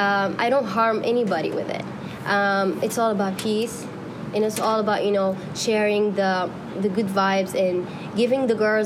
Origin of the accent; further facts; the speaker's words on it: Saudi Arabia; English is a second language; moved away as an adult; also born or lived in Yemen; now in Arizona, United States; See, first I was born in Saudi.